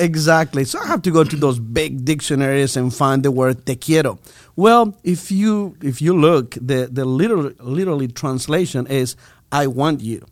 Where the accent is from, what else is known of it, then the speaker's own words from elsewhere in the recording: Bolivia; English is a second language; moved away as an adult; now in United States; I'm from Bolivia